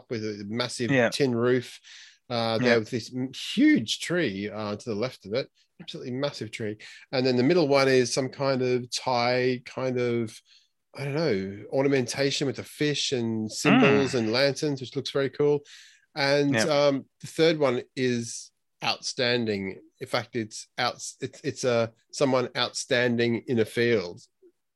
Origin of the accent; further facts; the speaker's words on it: Queensland, Australia; I'm a Queenslander.